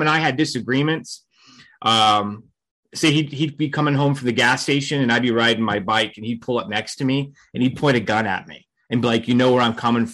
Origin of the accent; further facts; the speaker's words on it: Fort Myers, Florida, United States; So I grew up in Fort Myers, Florida